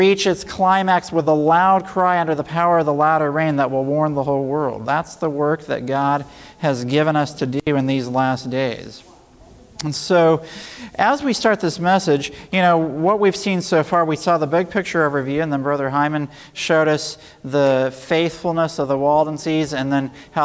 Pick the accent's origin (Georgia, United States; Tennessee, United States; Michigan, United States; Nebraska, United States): Tennessee, United States; Middle; also born or lived in Loma Linda, California / Trinidad; I grew up in Middle Tennessee, so I've come back home